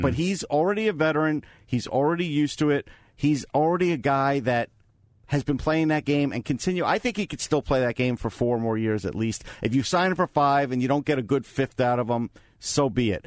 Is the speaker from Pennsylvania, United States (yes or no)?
no; Long Island, New York, United States; growing up on Long Island